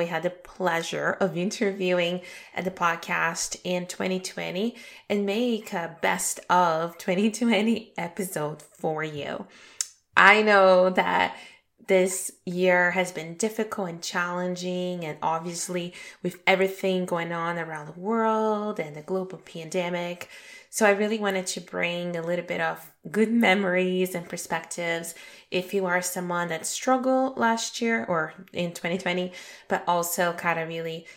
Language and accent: English; Brazil; moved away; also born or lived in Toronto, Canada; Brazil, which is my home country